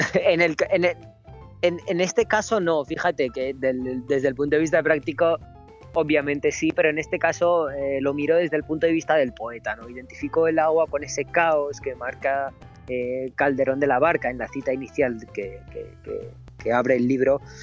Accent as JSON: {"language": "Spanish", "country": "Romania", "tie": "born or raised there", "said": "Me encuentro en mi pueblo, en está en los Cárpatos, en, Rumanía"}